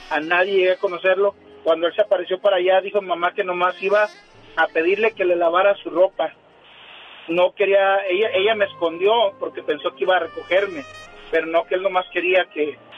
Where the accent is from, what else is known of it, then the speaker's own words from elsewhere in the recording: Tamazula de Gordiano, Jalisco, Mexico; now in Phoenix, United States; Soy de Tamazula, de Gordiano, Jalisco.